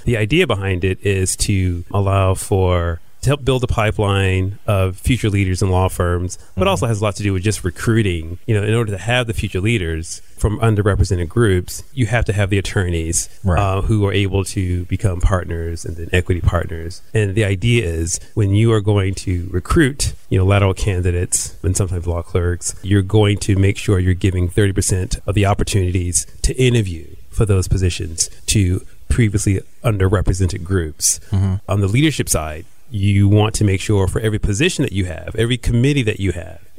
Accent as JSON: {"language": "English", "town": "Houston", "region": "Texas", "country": "United States", "said": "I'm from Houston."}